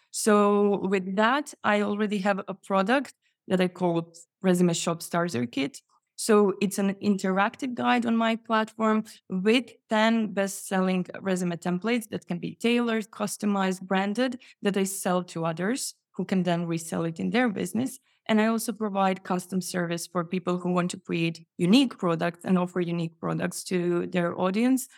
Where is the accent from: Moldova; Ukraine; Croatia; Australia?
Croatia; also born or lived in Poland; now in Sweden; Yes, that's Sweden. I moved from Poland, but I'm originally Croatian.